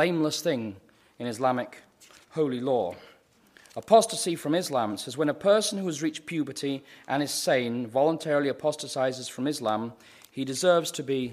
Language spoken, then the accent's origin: English; United Kingdom; now in United States; I'm a Brit